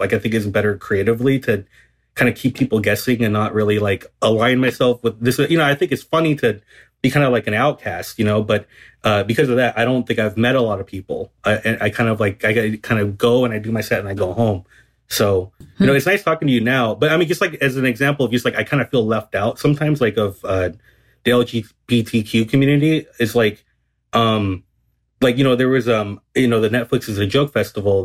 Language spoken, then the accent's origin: English; Garden Grove, California, United States; I grew up in um Garden Grove, which is in Southern California